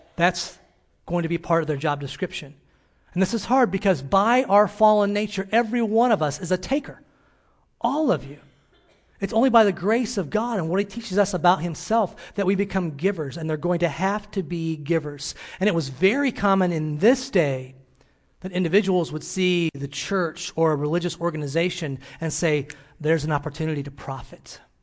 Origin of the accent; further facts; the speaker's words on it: Illinois, United States; moved away; my hometown in Illinois